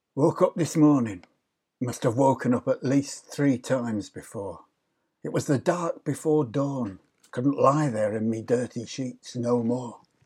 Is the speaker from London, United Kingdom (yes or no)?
yes; London, United Kingdom; moved away; also born or lived in Yorkshire / Leeds; I was brought up in London. I lived most of my life in Yorkshire.